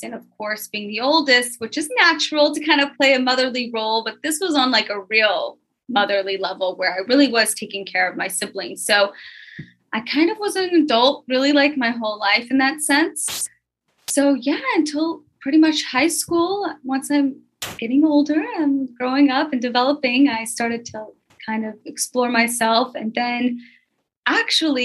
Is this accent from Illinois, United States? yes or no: no; Memphis, Tennessee, United States; I was born and raised in Memphis, Tennessee